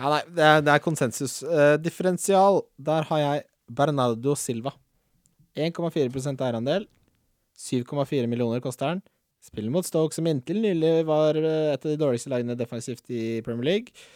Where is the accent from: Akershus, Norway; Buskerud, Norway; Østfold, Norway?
Akershus, Norway; Follo; jeg er fra Follo